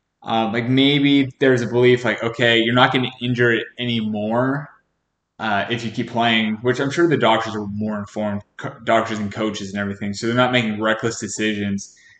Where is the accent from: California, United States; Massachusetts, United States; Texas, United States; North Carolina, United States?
California, United States; Sacramento; moved away; I'm from originally from Sacramento, California